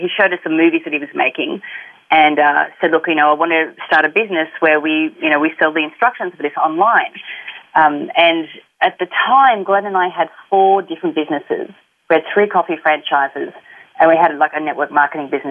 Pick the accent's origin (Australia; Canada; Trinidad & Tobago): Australia; accent: Australian; moved away as an adult; also born or lived in Sydney, Australia; now in Los Angeles, United States; I grew up in a country town, and then when I was 18 and old enough, I got the hell out of there, moved to the big smoke, moved to Sydney